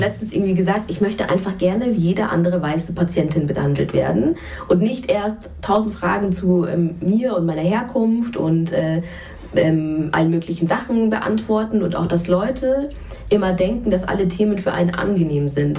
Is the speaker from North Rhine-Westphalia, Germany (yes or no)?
no; Munich, Bavaria, Germany; ich komme ja auch aus München